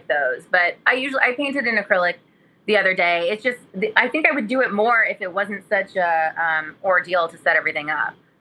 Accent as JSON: {"language": "English", "town": "Modesto", "region": "California", "country": "United States", "tie": "born or raised there", "said": "I'm from Modesto, California"}